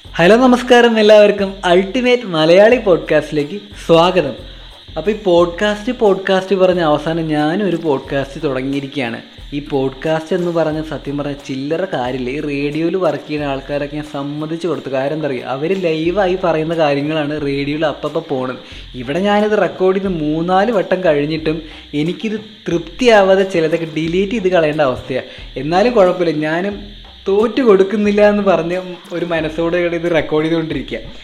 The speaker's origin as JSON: {"language": "Malayalam", "town": "Kollengode", "region": "Kerala", "country": "India", "tie": "born or raised there", "said": "പാലക്കാട്ടിലെ കൊല്ലങ്കോട് സ്വദേശിയാണ്"}